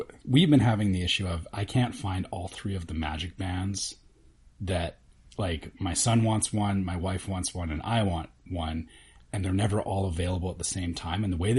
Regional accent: Canada; I'm Canadian

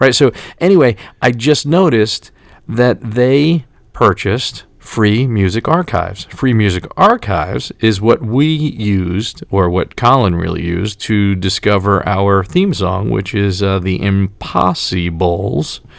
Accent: New York City, New York, United States; also born or lived in Brooklyn; now in Middletown, New Jersey, United States; I was born and raised in Staten Island

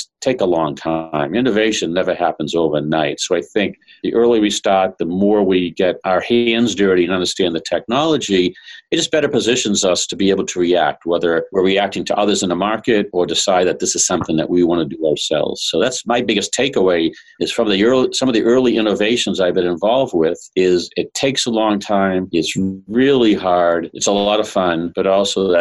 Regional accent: Boston, Massachusetts, United States; I'm from Boston

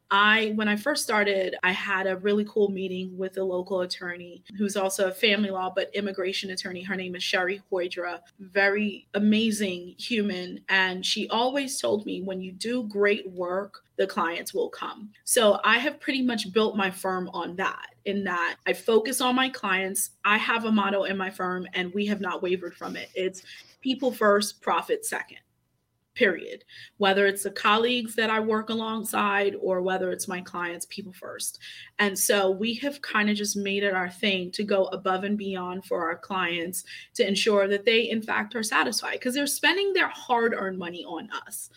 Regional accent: New York City, New York, United States; moved away as an adult; also born or lived in Port-au-Prince, Haiti; now in Maryland, United States; I came here uh, when I was two years old

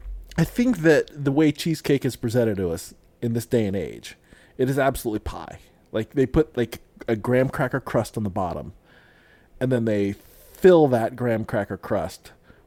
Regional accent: Illinois, United States; But see, I grew up in Illinois, and there's a town near where I grew up called Alton.

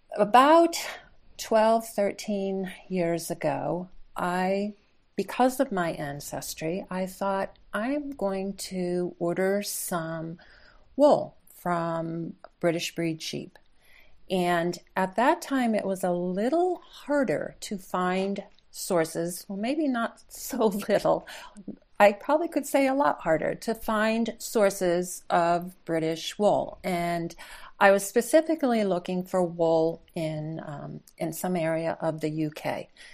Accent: upstate New York, United States; I'm, I'm native upstate New Yorker

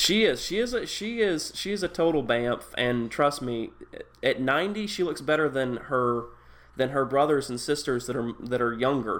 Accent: East Tennessee, United States; I grew up in East Tennessee where you still have people that grow tobacco

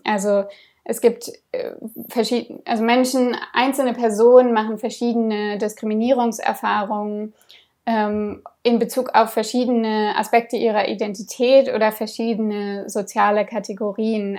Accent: Berlin, Germany; Ich bin in Berlin aufgewachsen

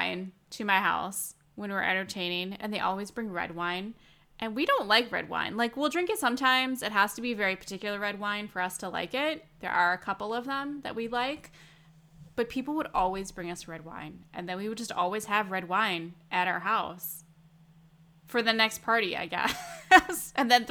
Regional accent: Midwest, United States; we're from the Midwest. You don't throw that stuff away

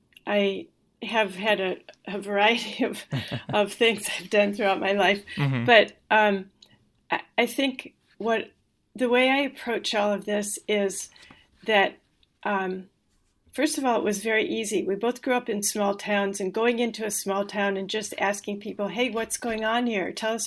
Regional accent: Midwest, United States; I think at least I had the advantage of growing up in the Midwest, where it's a great kind of place to grow up, but you always kind of want to leave and see the rest of the world.

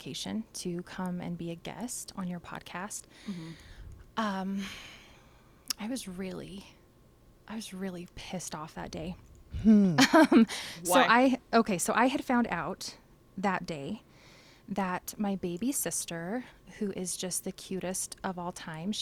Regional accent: Richfield, Utah, United States; also born or lived in Aurora, Utah / Colorado Springs / Germany; was born and raised in Richfield. I lived in Aurora, Utah, which is even smaller than Richfield for people who don't know. So till I was probably like, I don't know, maybe in the 3rd grade. And then my family moved to Richfield. Lived here forever, graduated from high school here.

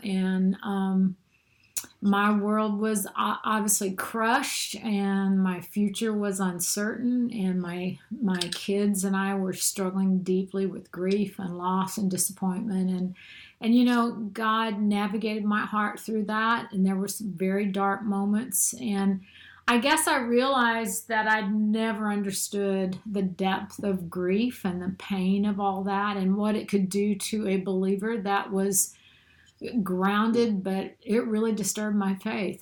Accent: St. Louis, Missouri, United States; moved away as an adult; also born or lived in Denver, Colorado; now in Mobile, United States; I'm really from the St. Louis, Missouri area, just south of the city, and. Uh, grew up in a typical middle class home

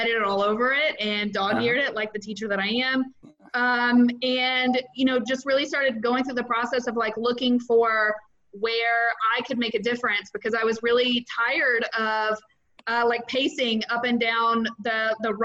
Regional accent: Mississippi, United States; moved away as an adult; now in Florida, United States; I'm originally from Mississippi. I've been in Florida for 7 years

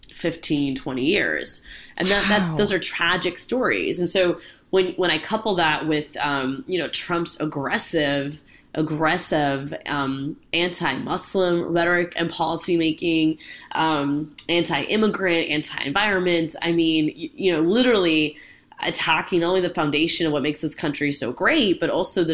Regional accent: Orlando, Florida, United States; I have grown up in Orlando my entire life. I'm born and raised in Central Florida

